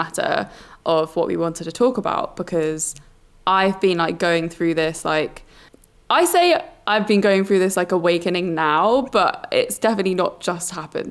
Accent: Brighton, South East England, United Kingdom; I grew up in Brighton, which is like the gay capital of the UK

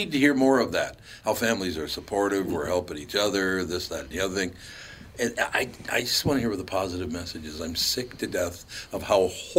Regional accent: Minneapolis, Minnesota, United States; And look, I was born in Minnesota. I grew up in Minneapolis, all the rest of it.

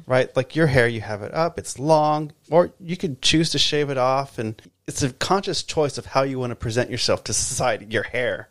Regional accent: Texas, United States; moved away as an adult; now in Los Angeles, United States; I'm originally from Texas. I I moved to LA 20 years ago almost

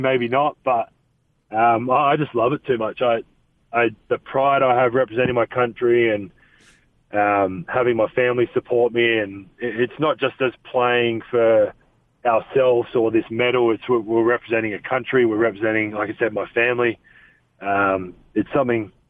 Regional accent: Adelaide, South Australia, Australia; moved away; the Adelaide 36ers, which is my hometown, so I know a lot of people around that organization, and obviously my family still lives there

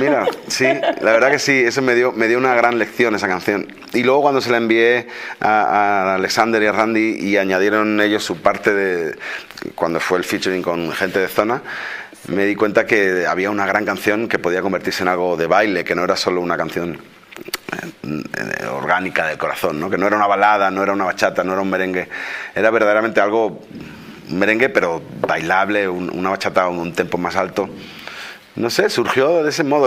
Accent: Spain

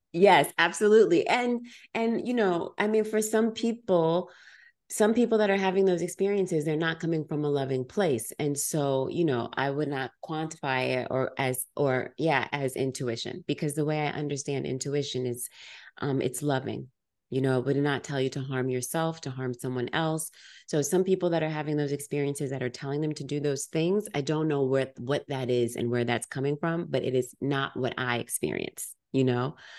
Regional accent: United States; I'm African American, generations removed from Africa

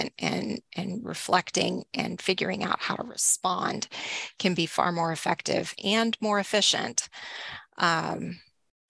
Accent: Northeast Texas, United States; now in Lancaster, United States; I grew up in Northeast Texas

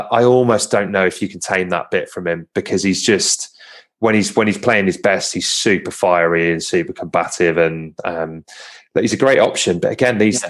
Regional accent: Home Counties, South East England, United Kingdom; accent: home counties; I'm very conscious of me sounding as uh, sounding as home counties as

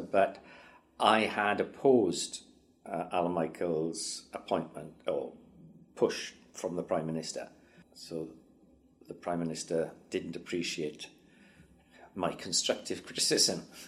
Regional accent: Wales, United Kingdom

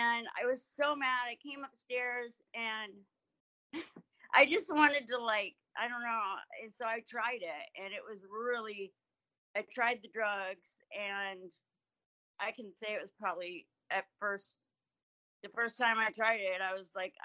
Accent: Yellow Springs, Ohio, United States; I grew up in Yellow Springs, Ohio

